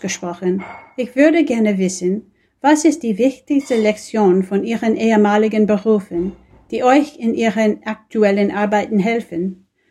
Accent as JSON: {"language": "German", "region": "Connecticut", "country": "United States", "second_language": "German", "said": "Ich komme aus Connecticut in den USA"}